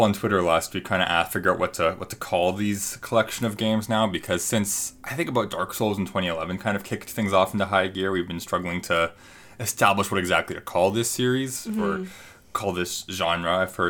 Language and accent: English; Canada; Maybe we can tell we're Canadian.